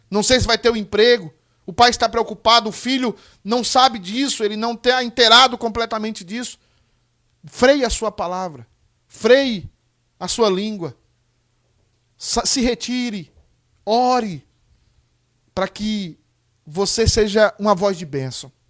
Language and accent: Portuguese; Irecê, Bahia, Brazil; moved away; Tem um pessoal lá da região de Irecê, da minha cidade natal